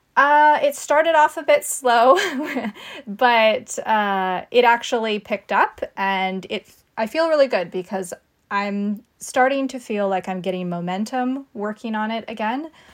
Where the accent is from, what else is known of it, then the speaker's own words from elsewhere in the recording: California coast, United States; I grew up on the California coast